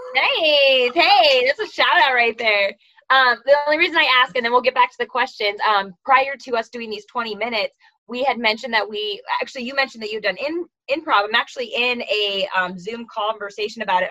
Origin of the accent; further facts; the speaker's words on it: California, United States; I'm from California. I'm one of five